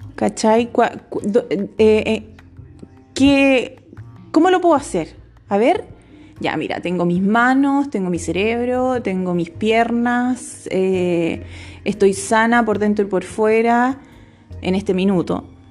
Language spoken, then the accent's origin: Spanish; Rancagua, O'Higgins, Chile; moved away as an adult; now in Santiago, Chile; actualmente estoy viviendo en Santiago, estoy trabajando, llevo cuatro años ya, soy de Rancagua, mi familia está en Rancagua